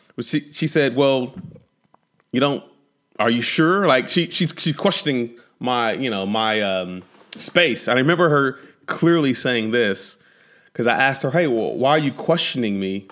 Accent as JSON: {"language": "English", "town": "Fort Worth", "region": "Texas", "country": "United States", "tie": "born or raised there", "also_born_or_lived": "Amarillo, Texas", "said": "when we relocated from Amarillo, Texas to, uh, the Fort Worth, Dallas, Fort Worth area"}